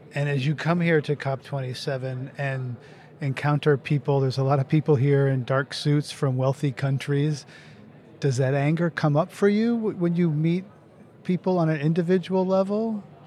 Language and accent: English; United States; as an American